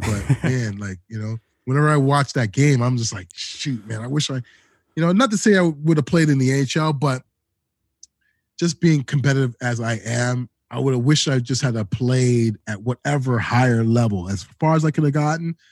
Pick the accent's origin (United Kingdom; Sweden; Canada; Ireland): Canada; Toronto, Ontario; also born or lived in Edmonton / Calgary; I'm from Toronto, born and raised, Toronto, Ontario, Canada